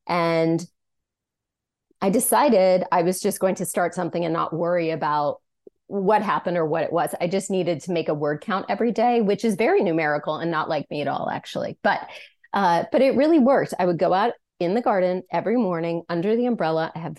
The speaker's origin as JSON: {"language": "English", "country": "France", "also_born_or_lived": "United States", "said": "even though I was being displaced to my home country, I started to write about France"}